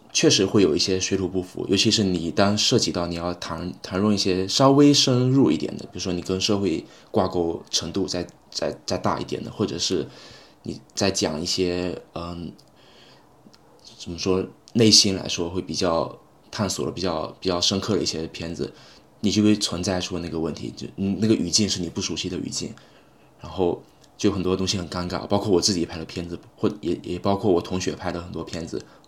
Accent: China; moved away as an adult; now in London, United Kingdom; 我英语水平可能在，在中国来说肯定算，相对来说好一些的了

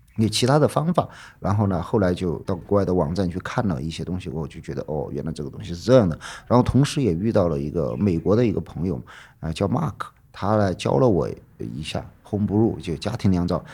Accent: Chengkou, Chongqing, China; now in Chengdu, China; 我老家离成都还有个七八百公里。呃，以前属于是算在那个大巴山的南边儿，也叫长口县，很小很小的一个县，现在被划到重庆去了

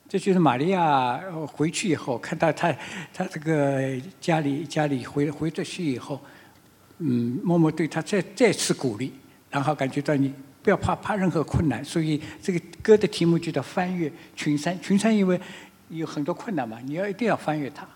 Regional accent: China; 和我们中国人是很不一样的

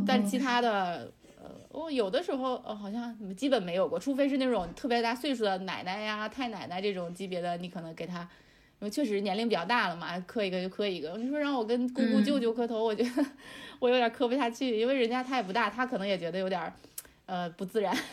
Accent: northern China, China; 因为我是北方的话是有那个暖气的嘛

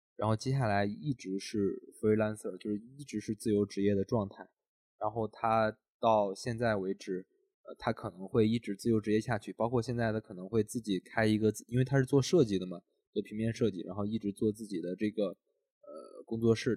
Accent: Henan, China; moved away; 因为咱们都是从河南出来的嘛

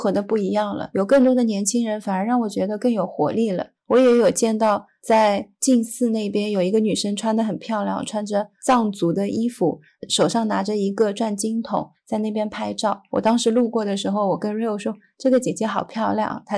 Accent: Hangzhou, Zhejiang, China; born there; 我出生在杭州，灵隐寺是我们非常著名的景点之一，就像雷峰塔一样。

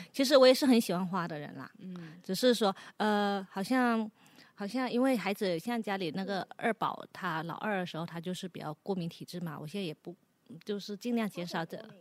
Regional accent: Guangdong, China; 因为我上了年纪吧，我或者说我们是广东的女孩子，潮汕女孩子

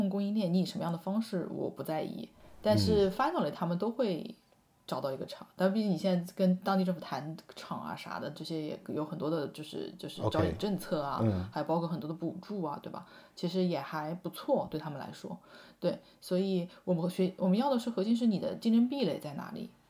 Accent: China; 作为一个中国人去用，觉得这个用户体验还不够

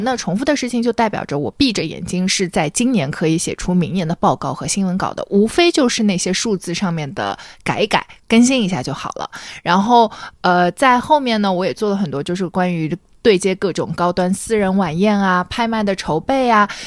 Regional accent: Shanghai, China; 我是上海人嘛

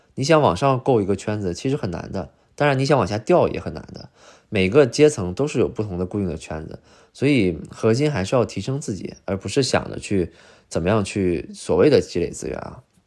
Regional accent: China; now in Beijing, China; 我是来自五线城市

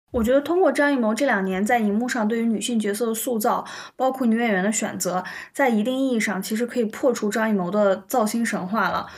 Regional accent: China; 知道我们中国人的这个点到底在哪里。

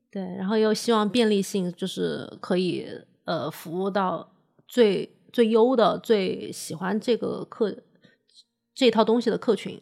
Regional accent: Changsha, Hunan, China; moved away; also born or lived in Beijing; 我作为一个长沙人，我每次回长沙

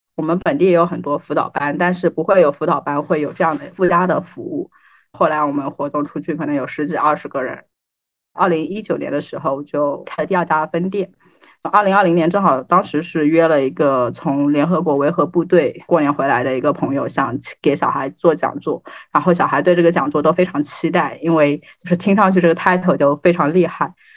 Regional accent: Nanjing, Jiangsu, China; 当时我在念高中。我其实从小生活在南京江北的一个小村子，我其实很少能有机会去南京城。我那年暑假，因为我爸在城里面一个学校打工，我就住到他那边

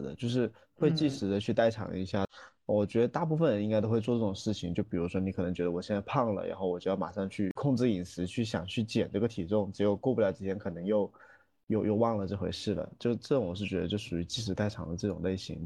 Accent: Guangdong, China; 我们广东人

